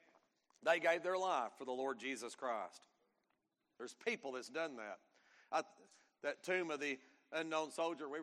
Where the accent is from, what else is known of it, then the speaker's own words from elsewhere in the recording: United States; being an American